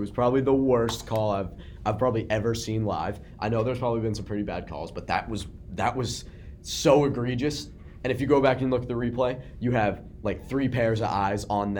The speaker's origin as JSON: {"language": "English", "town": "Boston", "region": "Massachusetts", "country": "United States", "said": "like, we're from Boston."}